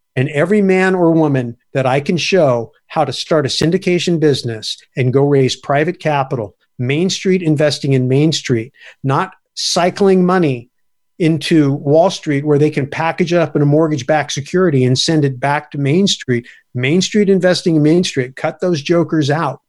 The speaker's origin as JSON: {"language": "English", "country": "United States", "said": "I'm an American"}